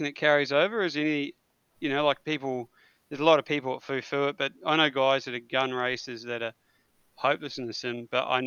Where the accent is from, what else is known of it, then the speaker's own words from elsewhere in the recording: New Zealand; being a Kiwi